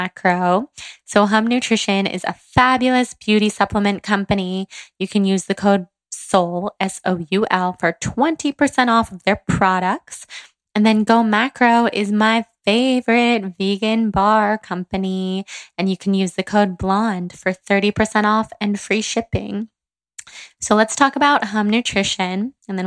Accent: Northern California, United States; growing up in Northern California

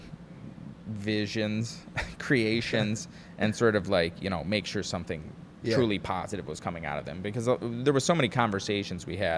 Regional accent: Wisconsin, United States; now in Charleston, United States; I'm originally from Wisconsin

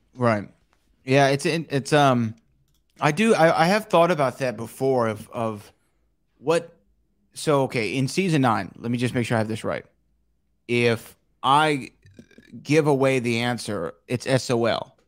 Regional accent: Texas, United States; I was from Texas

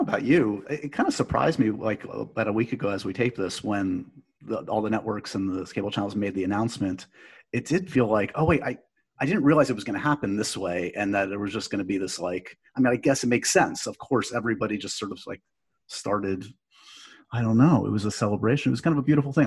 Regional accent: New York City, New York, United States; i grew up in the city

